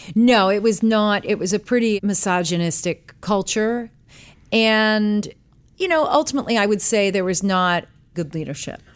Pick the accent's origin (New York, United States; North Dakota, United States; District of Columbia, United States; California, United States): New York, United States; New York City; moved away; also born or lived in Washington, D.C.; I was born in New York City, New York